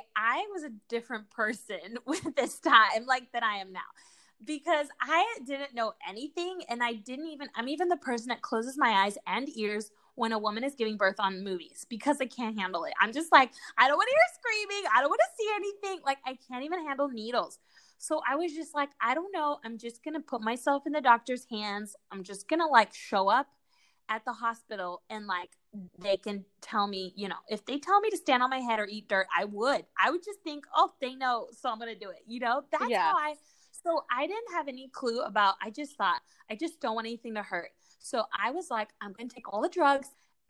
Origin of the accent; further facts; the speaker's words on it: Guatemala; born there; English is a second language; also born or lived in Argentina / Mexico; I was born in Guatemala. The rest of my siblings, you know, like, Guatemala and Argentina, my little sister in Mexico, because these are the places we lived.